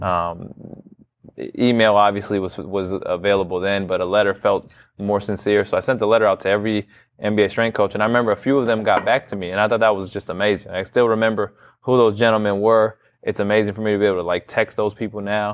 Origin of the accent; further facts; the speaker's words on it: Bay Area, California, United States; moved away as an adult; now in Lawrence, United States; born and raised in California in the Bay Area, never moved outside of California